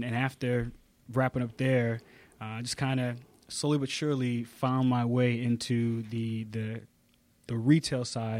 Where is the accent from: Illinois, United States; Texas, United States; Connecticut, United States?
Connecticut, United States; moved away as an adult; also born or lived in North Carolina; now in Atlanta, United States; So I have found my home in the South. I absolutely love it. But actually, I grew up in Connecticut.